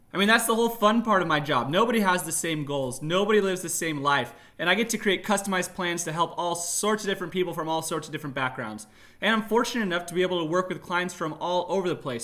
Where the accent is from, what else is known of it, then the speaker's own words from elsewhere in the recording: Tucson, Arizona, United States; moved away as an adult; now in Northern California, United States; I was raised there. I was born in Northern California, but we moved to Tucson when I was about four. So I lived in Tucson for eighteen years